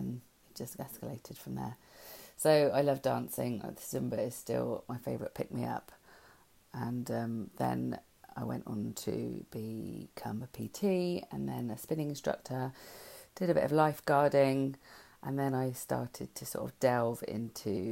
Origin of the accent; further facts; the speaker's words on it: Langport, South West England, United Kingdom; my hometown, which is Langport